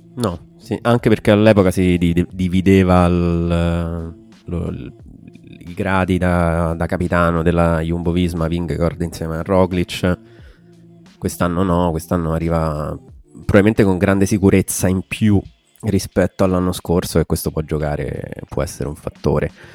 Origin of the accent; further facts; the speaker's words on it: Frascati, Lazio, Italy; accent: pseudo-Roman; also born or lived in Strasbourg; Qualche anno fa ho scelto di essere di Frascati, cioè di rispondere, sono di Frascati. Non che non vivessi già qui praticamente da tutta la vita